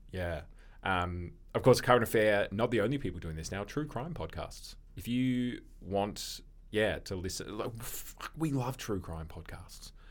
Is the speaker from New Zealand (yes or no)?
no; Australia; we're Australian